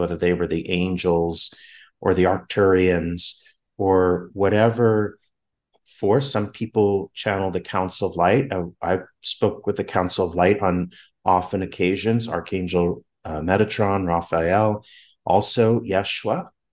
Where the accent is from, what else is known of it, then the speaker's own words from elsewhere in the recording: Southern California, United States; moved away; I'm from Southern California